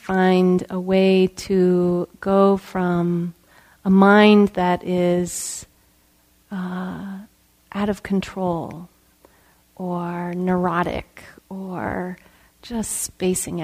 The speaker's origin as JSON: {"language": "English", "area": "just outside of Chicago", "region": "Illinois", "country": "United States", "tie": "born or raised there", "said": "I grew up in Illinois, and just outside of Chicago"}